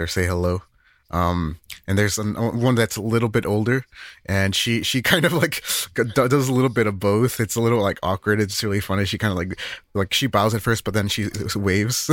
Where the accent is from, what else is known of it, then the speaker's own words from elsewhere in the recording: Northern United States, United States; us, us Northerners